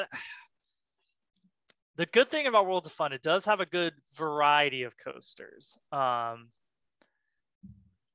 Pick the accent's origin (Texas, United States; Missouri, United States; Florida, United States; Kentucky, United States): Missouri, United States; now in Kansas, United States; I was born in the Missouri